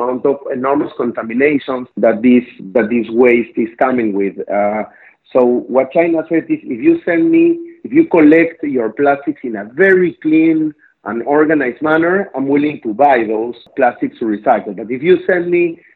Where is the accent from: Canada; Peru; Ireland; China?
Peru; Lima; accent: South American; English is a second language; moved away as an adult; now in Israel; I was born and raised in Lima, Peru.